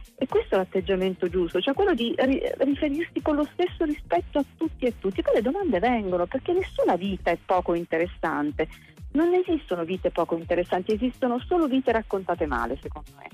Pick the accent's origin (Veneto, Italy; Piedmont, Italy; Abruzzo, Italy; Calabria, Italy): Abruzzo, Italy; Valle San Giovanni; also born or lived in Rome; now in Milan, Italy; ma sono abruzzese, io sono nata a Valle San Giovanni che è un paesino dell'entroterra teramano di quasi 100 persone